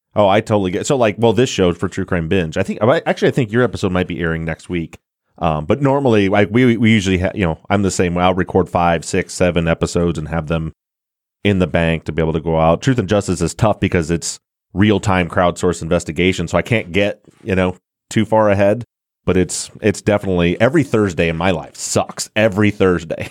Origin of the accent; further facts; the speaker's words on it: Michigan, United States; I'm born and raised in Michigan, still in Michigan, but other side of the state from Detroit